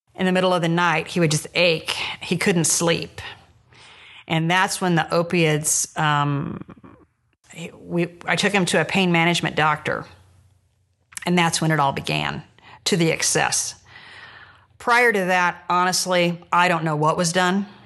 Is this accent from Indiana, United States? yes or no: yes; Jamestown, Indiana, United States; I'm from Jamestown, Indiana, which is north of Indianapolis